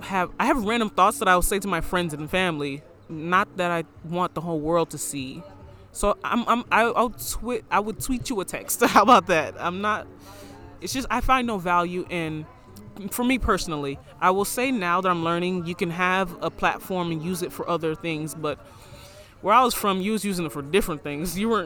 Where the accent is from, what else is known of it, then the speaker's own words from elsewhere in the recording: Florida, United States; moved away; So I would occasionally post pictures because everybody in my hometown, because I was out of Florida by then.